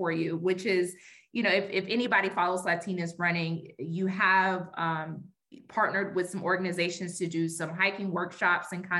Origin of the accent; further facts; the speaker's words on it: Stone Mountain, Georgia, United States; I grew up in Stone Mountain